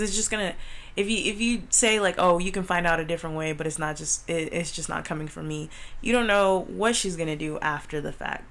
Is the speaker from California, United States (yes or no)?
yes; California, United States; we are from California